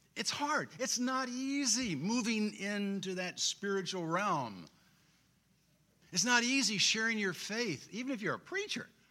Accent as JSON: {"language": "English", "town": "Springfield", "region": "Illinois", "country": "United States", "tie": "born or raised there", "said": "I grew up in Springfield"}